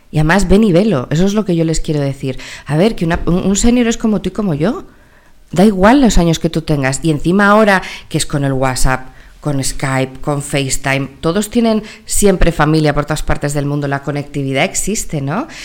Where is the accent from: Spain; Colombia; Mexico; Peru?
Mexico; born there; also born or lived in United States; mis primeros cuatro años los viví en Estados Unidos porque nací en México, entonces me sale en inglés